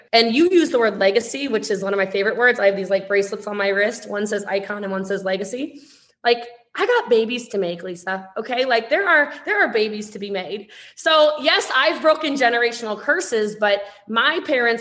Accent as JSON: {"language": "English", "region": "Maryland", "country": "United States", "said": "I'm from Maryland"}